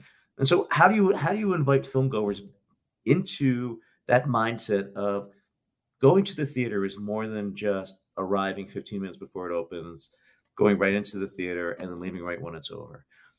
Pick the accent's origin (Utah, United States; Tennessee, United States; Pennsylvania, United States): Pennsylvania, United States; Philadelphia; You know, I'm from Philadelphia.